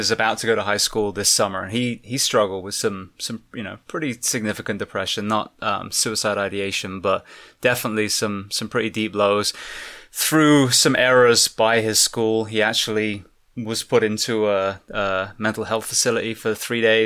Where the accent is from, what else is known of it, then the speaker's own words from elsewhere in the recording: England, United Kingdom; now in United States; I'm English originally